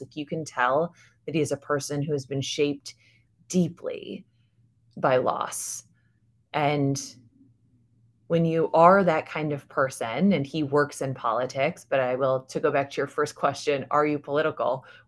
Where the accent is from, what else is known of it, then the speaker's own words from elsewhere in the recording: United States; I'm American. I was raised in America.